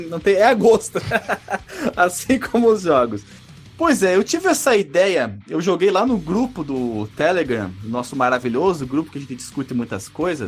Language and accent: Portuguese; Barbacena, Minas Gerais, Brazil; Eu joguei Bomberman quando era pequeno lá em Barbacena